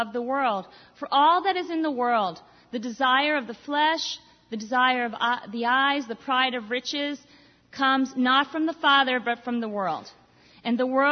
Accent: Boston, Massachusetts, United States; I'm Irish, French, I'm from Boston, I'm Italian, half Italian

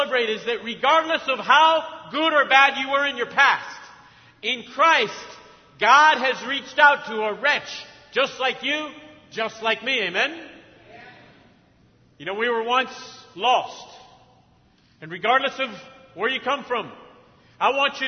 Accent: Argentina; also born or lived in Mexico; now in United States; I grew up in Argentina.

